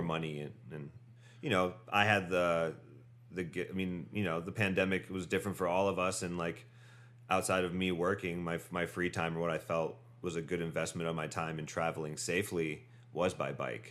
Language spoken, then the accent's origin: English; Medina, Ohio, United States; moved away as an adult; also born or lived in Painesville, Ohio / Cleveland, Ohio; now in New York City, United States; Born in Painesville, Ohio. Grew up in Medina, Ohio. Went to high school in Cleveland, Ohio.